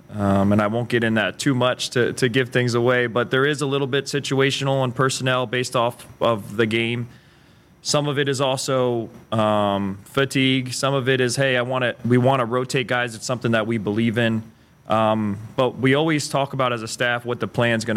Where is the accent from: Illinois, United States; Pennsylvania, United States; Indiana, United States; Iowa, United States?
Pennsylvania, United States; Allentown; moved away as an adult; now in Lincoln, United States; I'm from Pennsylvania, Allentown, Pennsylvania, about an hour north of Philadelphia